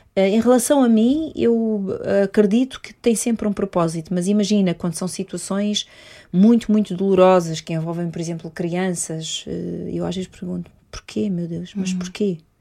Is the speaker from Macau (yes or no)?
no; Portugal; also born or lived in Mozambique; eu sou portuguesa, não nasci em Moçambique